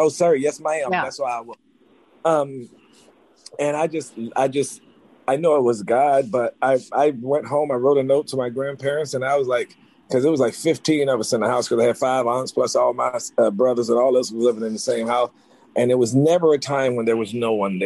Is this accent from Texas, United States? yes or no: no; Wilson, North Carolina, United States; moved away as an adult; also born or lived in New York City; I was raised in North Carolina on a farm. I was born in New York